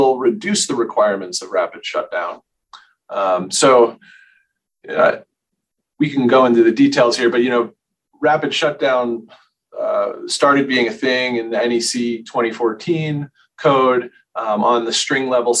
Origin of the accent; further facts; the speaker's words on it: Bridgeport, Connecticut, United States; moved away as an adult; now in Boulder, United States; I was born in Bridgeport, Connecticut.